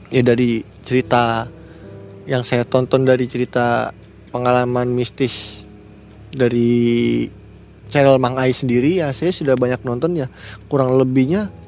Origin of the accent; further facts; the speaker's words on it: East Kalimantan, Indonesia; ya mudah-mudahan aja ya kami orang Kalimantan ini welcome lah tetap lah terima aja bagi pendatang karena di Kalimantan Timur ini khususnya karena mau ada IKN